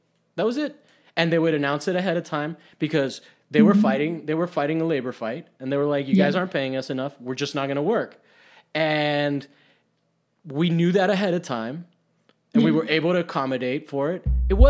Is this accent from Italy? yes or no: yes; Rome, Lazio, Italy; Yeah, I grew up in Rome. And my dad worked for